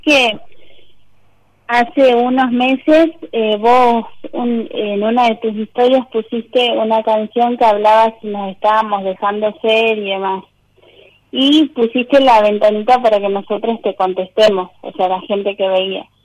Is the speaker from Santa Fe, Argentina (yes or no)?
yes; Sunchales, Santa Fe, Argentina; Soy de Santa Fe, Sunchales